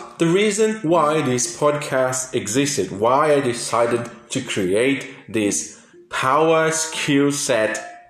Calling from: Brazil; I'm speaking from Brazil, as I said.

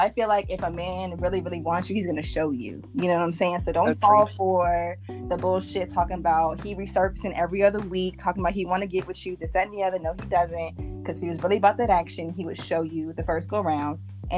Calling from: Maryland, United States; I'm calling from Maryland.

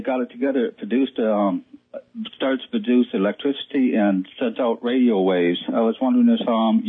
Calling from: Orlando, Florida, United States; I'm calling from Orlando.

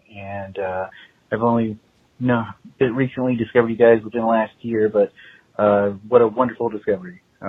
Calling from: Texas, United States; I'm calling from Texas

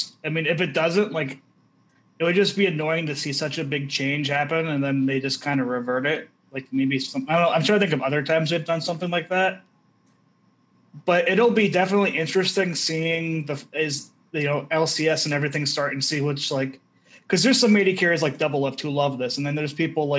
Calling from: Idaho, United States

